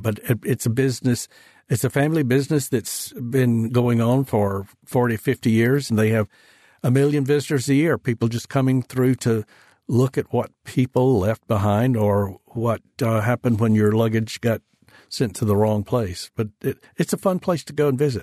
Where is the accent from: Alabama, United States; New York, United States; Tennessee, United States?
Alabama, United States; Decatur; my hometown of Decatur, up near Huntsville